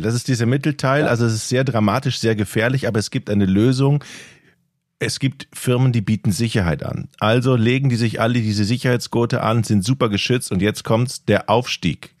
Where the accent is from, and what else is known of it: North Frisia, Schleswig-Holstein, Germany